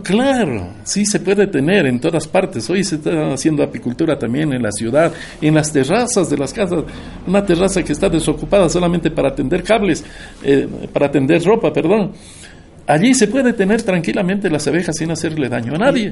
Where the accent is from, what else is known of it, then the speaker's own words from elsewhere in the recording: Carchi, Ecuador; now in Atacames, Ecuador; Y vengo de Atacames, pero soy de la provincia del Carchi, allá nací. Pero en Atacames he hecho mi vida como profesor. durante cuarenta años